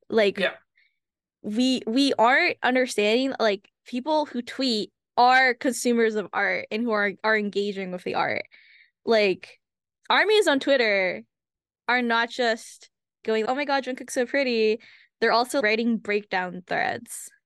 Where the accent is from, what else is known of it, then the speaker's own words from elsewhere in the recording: United States; I am Asian American. I am Hmong American specifically